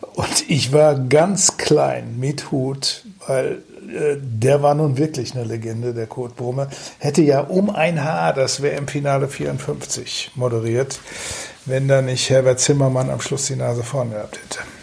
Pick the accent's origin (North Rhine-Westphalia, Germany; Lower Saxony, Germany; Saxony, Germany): North Rhine-Westphalia, Germany; Datteln; now in Düsseldorf, Germany; von meiner Heimatstadt Datteln